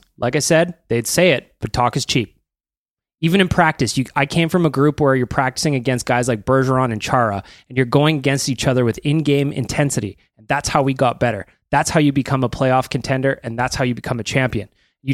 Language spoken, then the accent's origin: English; Sherwood Park, Alberta, Canada; also born or lived in Edmonton; Being from Edmonton and I grew up in Sherwood Park, I've seen it a million times.